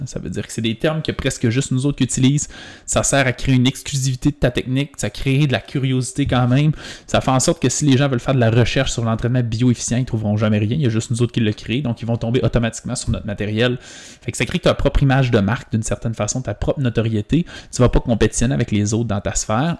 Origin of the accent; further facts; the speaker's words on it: Quebec, Canada; Mais moi, je viens du Saguenay-Lac-Saint-Jean. C'est une, petite, des plus petites régions du Québec